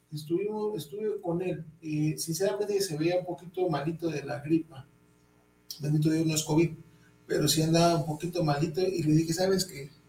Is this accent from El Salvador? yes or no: no; Mexico; somos mexicanos